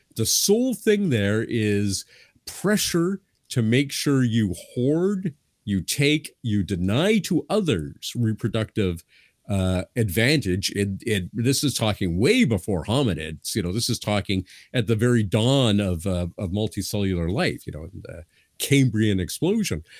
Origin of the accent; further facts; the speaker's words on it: Canada; I'm a Canadian